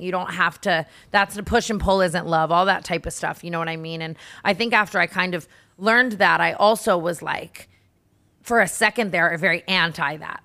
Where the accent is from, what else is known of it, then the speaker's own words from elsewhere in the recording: Las Vegas, Nevada, United States; now in Los Angeles, United States; I grew up in Vegas